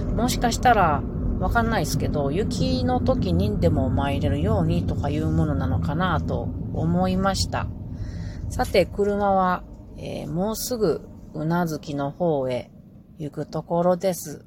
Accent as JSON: {"language": "Japanese", "region": "Pacific side of Japan", "country": "Japan", "tie": "born or raised there", "said": "私たちは太平洋側に育った人間なので"}